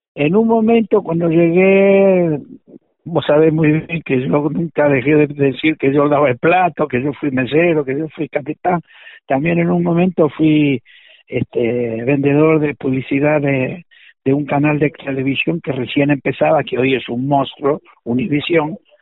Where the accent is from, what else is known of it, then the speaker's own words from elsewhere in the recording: Argentina; accent: Argentine; moved away as an adult; also born or lived in Los Angeles, United States; now in Las Vegas, United States; sigo hablando como argentino